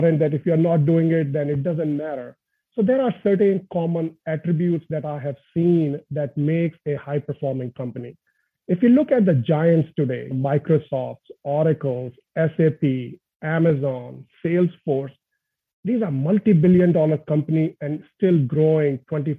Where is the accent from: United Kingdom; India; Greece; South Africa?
India; moved away; born and brought up in India, humble family, and really grew up in a family where my dad was getting transferred every couple of years